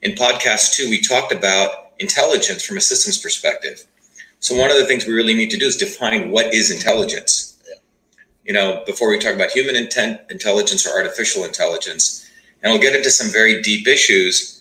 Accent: India; now in United States; When I was growing up in India, my great-grandfather could do, you know, fractional multiplication in his head

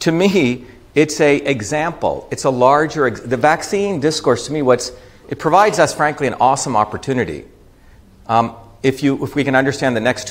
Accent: India; I grew up in India

